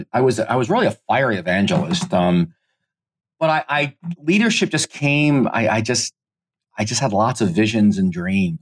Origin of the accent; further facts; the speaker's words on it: United States; I'm Italian American